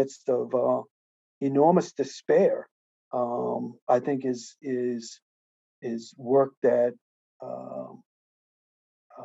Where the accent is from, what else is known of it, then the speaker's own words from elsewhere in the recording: United States; I am an American, and I'm certainly proud of the fact that I am an American